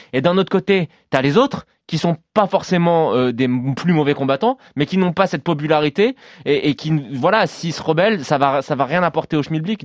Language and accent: French; France; chez nous en France